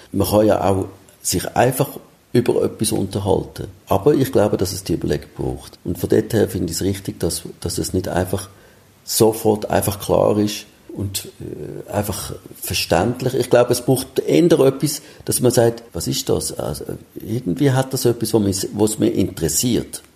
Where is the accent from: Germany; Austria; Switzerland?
Switzerland; bei uns in der Schweiz